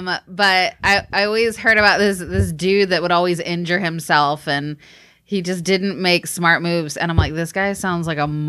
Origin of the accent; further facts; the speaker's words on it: Texas, United States; born there; I mean, I was born in Texas. You know, got to give it up a little bit.